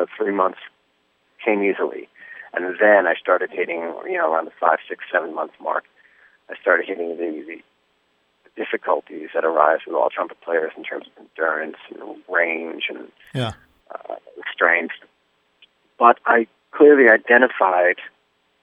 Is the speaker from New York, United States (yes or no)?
yes; New York City, New York, United States; growing up in New York is pretty insane